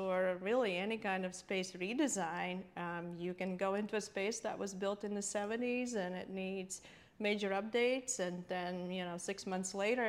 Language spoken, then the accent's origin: English; Latvia; now in United States; growing up in Latvia, though, you have to also realize it was Soviet Union. It was 1970s and 80s